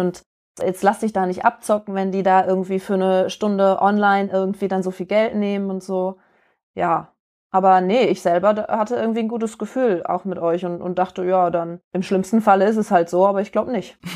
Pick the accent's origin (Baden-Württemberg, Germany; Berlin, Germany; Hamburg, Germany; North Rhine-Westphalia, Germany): North Rhine-Westphalia, Germany; Duisburg; moved away; ich bin auch aus Duisburg und bin jetzt wieder zu Hause sozusagen